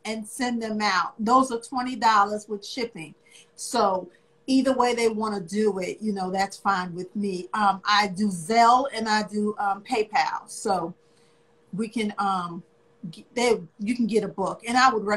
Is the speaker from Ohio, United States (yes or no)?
no; New York City, New York, United States; moved away as an adult; also born or lived in Virginia; now in Richmond, United States; I am originally from New York. I was born in Spanish Harlem. I'm just a city girl